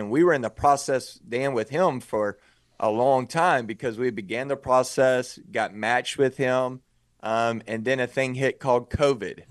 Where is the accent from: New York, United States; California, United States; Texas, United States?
Texas, United States; outside of Waco; also born or lived in Dallas, Texas; I grew up outside of Waco, Texas